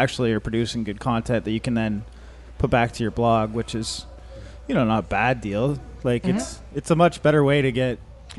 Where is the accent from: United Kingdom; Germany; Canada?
Canada; I'm Canadian, so I don't get any of this, which kind of makes me sad.